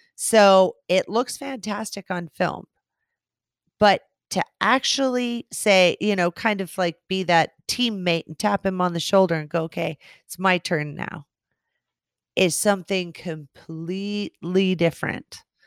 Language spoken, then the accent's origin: English; West Coast, United States; I'm from the West Coast.